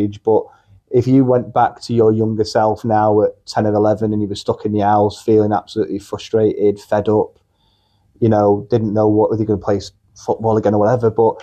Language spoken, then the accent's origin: English; Urmston, Davyhulme, North West England, United Kingdom; I am a Mancunian. I'm born and bred in Erpston, Davy, which is near the Trafford Centre